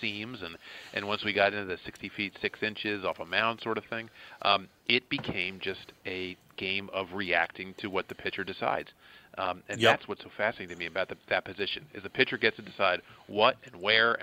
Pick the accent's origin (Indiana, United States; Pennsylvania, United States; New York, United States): Pennsylvania, United States; outside Philadelphia; I grew up outside Philadelphia.